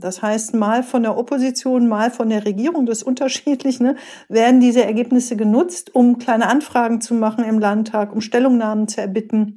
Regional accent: Rhineland, Germany; also born or lived in East Westphalia-Lippe; now in Gütersloh, Germany; ich bin gebürtige Rheinländerin, immer wichtig, auch wenn man in OWL lebt

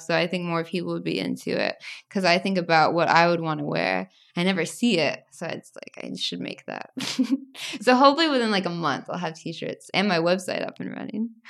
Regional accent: United States; also born or lived in Tennessee / Arkansas; growing up in Tennessee and Arkansas where everyone's so religious

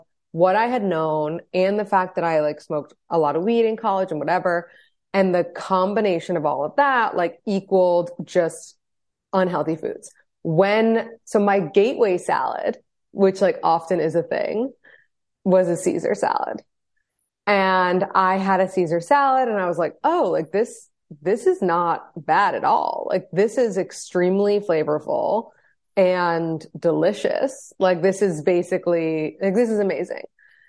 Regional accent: New York, United States; So just like a little background on me, I'm 32. I'm married from New York.

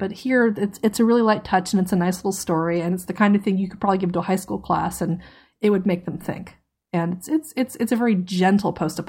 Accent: Tidewater, Virginia, United States; I grew up in Tidewater, Virginia, which is the home to Fort Eustis, an army base that handles logistics, and it's also home to the Norfolk Naval Base and Langley Air Force Base.

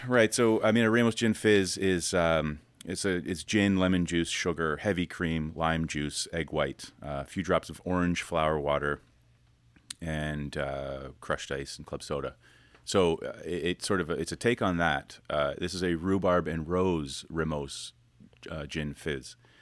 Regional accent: Canada; I'm Canadian, I should speak fluent French-Canadian.

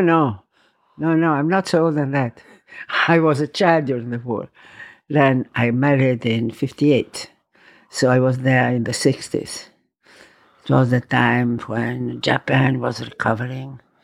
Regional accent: Rome, Lazio, Italy; English is a second language; also born or lived in Valpolicella, Veneto, Italy; now in New York, United States; I was born in Rome, yes. Many years ago, I was born in Rome.

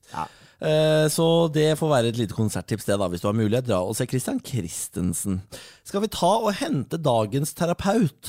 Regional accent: Moss, Østfold, Norway; Jeg er mossing, fatter'n er mossing

